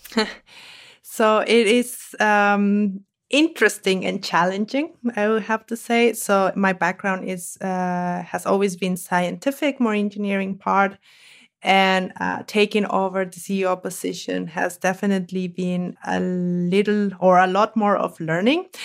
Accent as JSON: {"language": "English", "country": "Mexico", "moved": "as an adult", "lives_now": "Germany", "said": "I'm from Mexico, and in Mexico we eat a lot of eggs"}